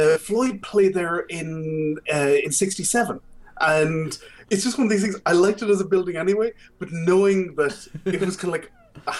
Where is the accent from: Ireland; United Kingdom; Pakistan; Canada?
Ireland; Galway, Connacht; I grew up in Galway City.